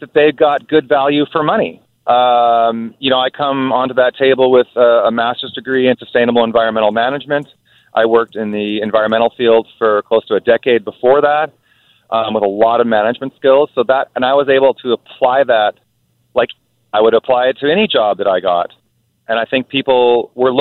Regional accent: Nelson, British Columbia, Canada; Nelson is my hometown

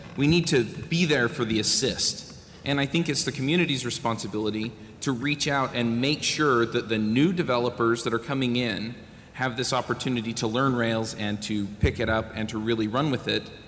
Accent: Utah, United States; I'm from Utah

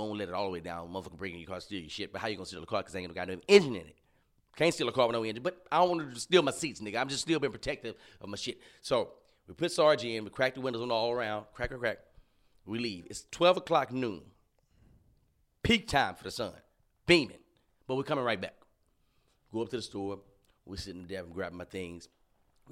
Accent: Alexandria, Louisiana, United States; I grew up in Louisiana, in Alexandria.

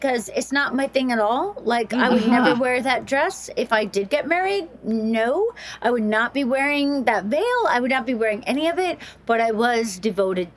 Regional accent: the South, United States; moved away; I grew up in the South

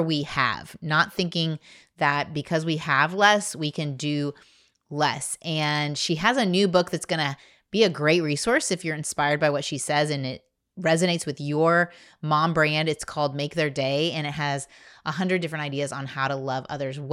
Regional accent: Indiana, United States; I'm from Indiana

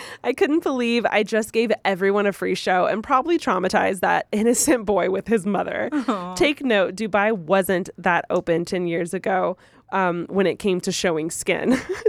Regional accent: California, United States; So I'm originally from Reno Valley, which is near Riverside, close to the San Bernardino area

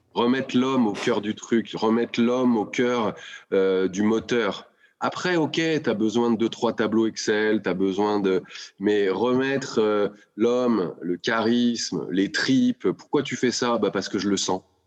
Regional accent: Lyon, Auvergne-Rhône-Alpes, France

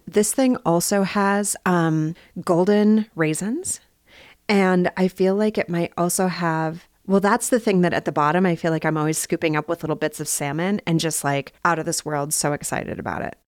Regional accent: Bismarck, North Dakota, United States; also born or lived in Minnesota; now in Salt Lake City, United States; I grew up in Bismarck, North Dakota

